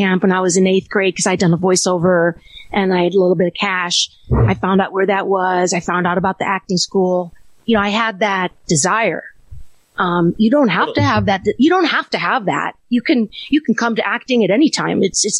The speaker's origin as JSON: {"language": "English", "region": "Illinois", "country": "United States", "tie": "born or raised there", "said": "Outside Chicago."}